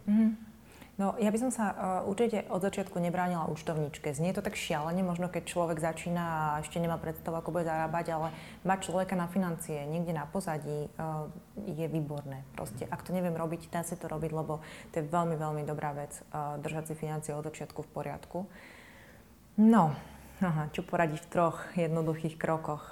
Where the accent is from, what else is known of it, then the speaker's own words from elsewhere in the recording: Trnava, Trnava Region, Slovakia; v Trnavskom amfiteátri v mojom rodnom meste